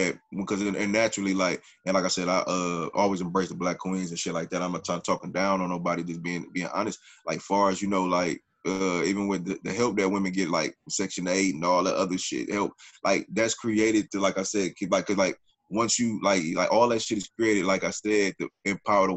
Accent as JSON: {"language": "English", "region": "Midwest", "country": "United States", "said": "I'm from the Midwest."}